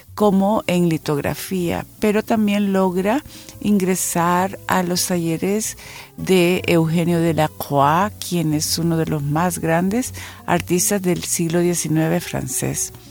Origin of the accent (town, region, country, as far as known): El Salvador